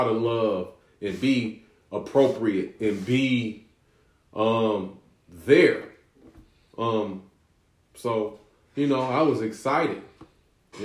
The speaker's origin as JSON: {"language": "English", "country": "United States", "said": "I'm American"}